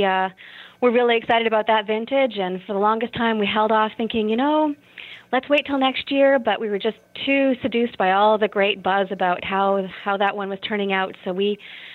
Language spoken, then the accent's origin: English; Niagara, Ontario, Canada; moved away as an adult; now in Sonoma County, United States; I'm actually originally from Niagara